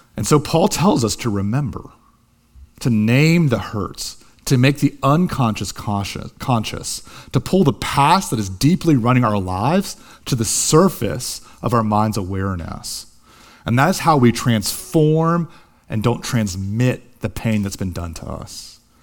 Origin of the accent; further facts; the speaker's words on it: Columbus, Ohio, United States; Columbus, Ohio, my hometown